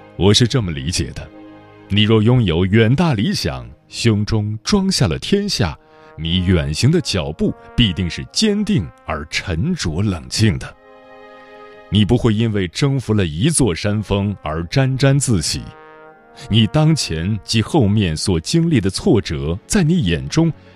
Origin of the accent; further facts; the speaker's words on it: China; 我们作为中国人